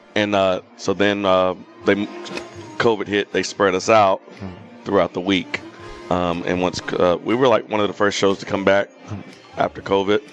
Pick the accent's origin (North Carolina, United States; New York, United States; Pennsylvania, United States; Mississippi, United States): North Carolina, United States; we're both from North Carolina